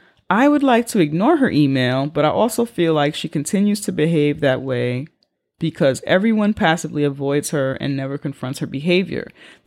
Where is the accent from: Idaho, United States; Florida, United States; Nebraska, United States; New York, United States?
New York, United States; as a New Yorker, what I have also learned, I learned it before this letter, but what I also have learned about these communities